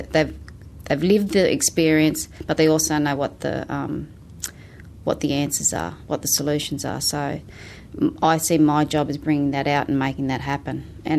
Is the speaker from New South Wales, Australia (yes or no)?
yes; Moree, New South Wales, Australia; now in Newcastle, Australia; Moree. I'm a Moree girl. Been in Newcastle 15 years, but yeah, my mum and family are still in Moree, so I still visit regularly out that way.